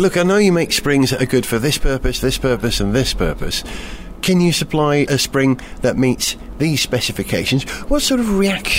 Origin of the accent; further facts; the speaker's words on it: Wales, United Kingdom; As a Welshman